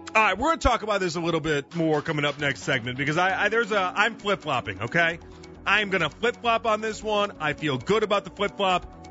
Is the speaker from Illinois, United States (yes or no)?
yes; Chicago, Illinois, United States; now in Cleveland, United States; I grew up in Chicago